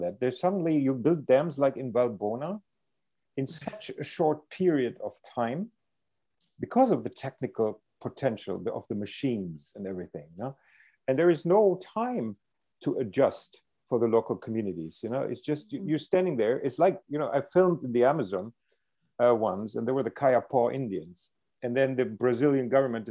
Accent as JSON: {"language": "English", "country": "Germany", "tie": "born or raised there", "said": "I grew up in Germany"}